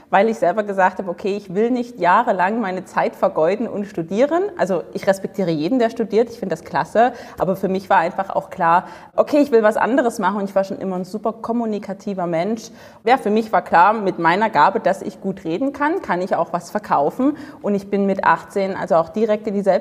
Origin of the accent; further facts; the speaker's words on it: Dresden, Saxony, Germany; Also ich komme aus Dresden, im schönen Osten von Deutschland.